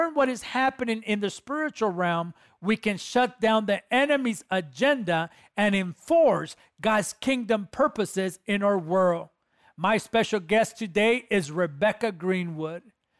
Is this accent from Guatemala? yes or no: yes; Guatemala; my home country, Guatemala